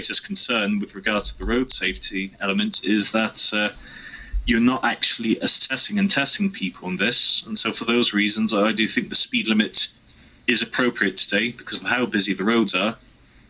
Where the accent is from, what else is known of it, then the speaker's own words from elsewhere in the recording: Jersey; I'm from Jersey. 40-mile-an-hour speed limits over here.